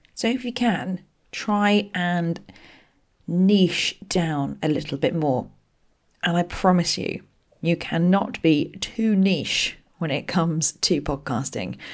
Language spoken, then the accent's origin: English; Berkshire, South East England, United Kingdom; I grew up in Berkshire